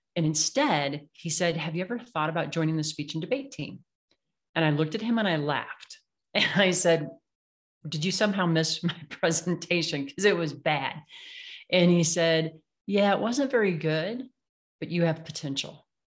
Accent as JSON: {"language": "English", "region": "Illinois", "country": "United States", "tie": "born or raised there", "moved": "yes", "said": "I grew up in the Midwest, right, in Illinois, where everything's flat"}